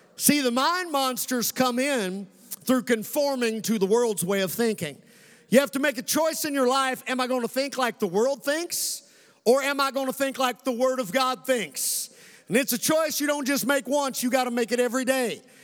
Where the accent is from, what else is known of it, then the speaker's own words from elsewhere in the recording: Western Kentucky, United States; also born or lived in Colorado; This kid who grew up right here in Western Kentucky, Commonwealth of Kentucky